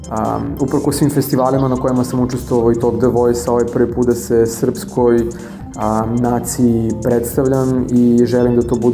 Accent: Vranje, Pčinja District, Serbia; moj rodni grad Vranje

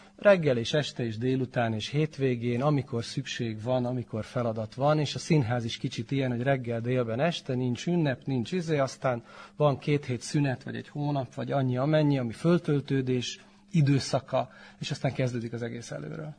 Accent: Subotica, Vojvodina, Serbia; also born or lived in Torda / Palić; három éves lehettem, azt hiszem, tehát 73-as születésű vagyok, és ha jól tudom, akkor 76-ban költöztek a szüleim Szabadkára

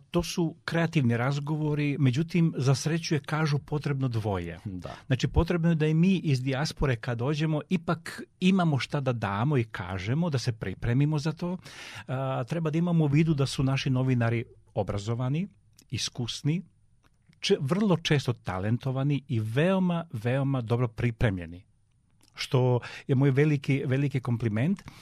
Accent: Serbia; Um, mi kao Srbi smo specifičan um, narod, moram to, moram to reći, ali u najpozitivnijem smislu e, i zbog temperamenta, zbog kreativnosti, zbog snalažljivosti.

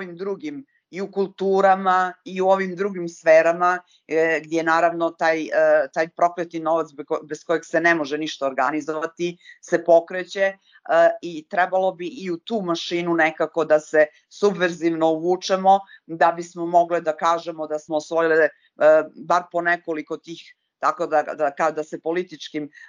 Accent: Montenegro; ovdje kod nas, kod nas u Crnoj Gori

